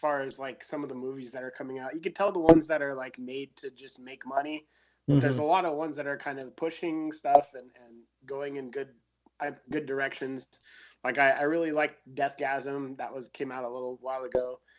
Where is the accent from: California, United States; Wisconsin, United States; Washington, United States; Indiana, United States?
California, United States; San Francisco; also born or lived in Hollywood; I'm originally from San Francisco. I've lived in Hollywood